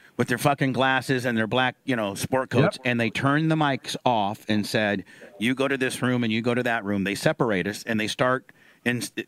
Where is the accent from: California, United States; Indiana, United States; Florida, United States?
Indiana, United States; I grew up in Indiana.